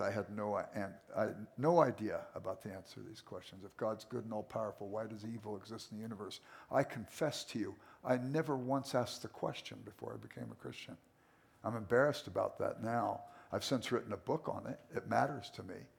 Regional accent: Los Angeles, California, United States; I grew up in South Central Los Angeles. I was an inner city kid

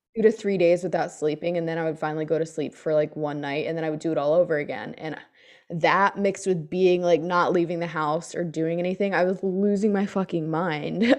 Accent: United States; I'm American

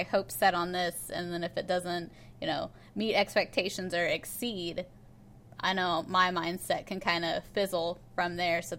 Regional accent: Oklahoma, United States; I'm from Oklahoma

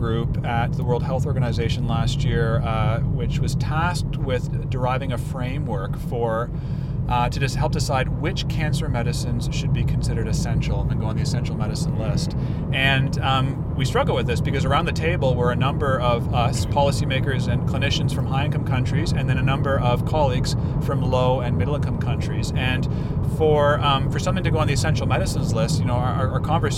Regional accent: Canada; also born or lived in India; I by the lottery of life was born into an upper middle class family in Canada.

